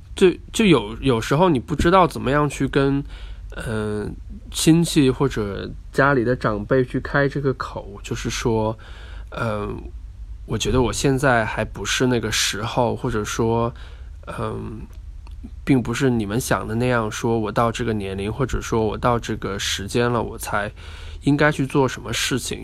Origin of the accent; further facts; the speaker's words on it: Guangxi, China; moved away; 我今天在呃我的老家广西那录音，是昨天晚上非常晚的时间到的